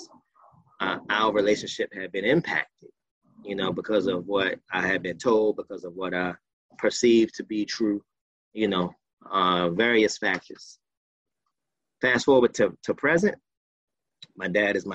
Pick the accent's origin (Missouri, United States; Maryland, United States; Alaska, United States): Maryland, United States; Baltimore; I was born here in Baltimore, still here. I was raised in a single parent household with my mom.